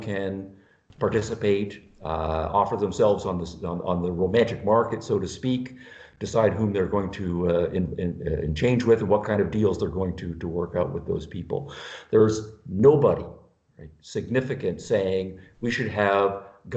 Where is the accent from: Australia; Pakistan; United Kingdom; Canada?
Canada; now in United States; I'm from Canada, originally, now living in the United States.